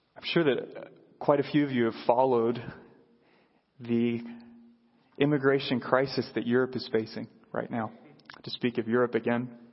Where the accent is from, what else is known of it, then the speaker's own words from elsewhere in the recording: United States; as American Christians who live in a culture that celebrates individualism